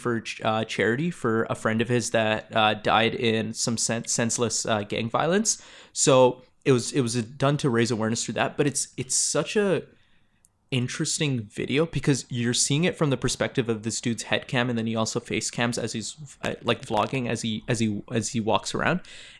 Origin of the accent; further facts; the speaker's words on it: Toronto, Ontario, Canada; Growing up in Toronto. Yeah, I'm sure you saw a lot of Gang Activity. We literally grew up together. We had the same childhood. We went to the same schools.